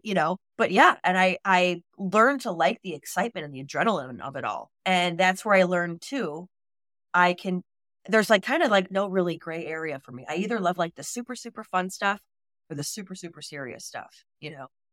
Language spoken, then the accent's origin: English; Chicago, Illinois, United States; moved away as an adult; now in Washington, D.C., United States; so I grew up on the West Side. I was Chicago Catholic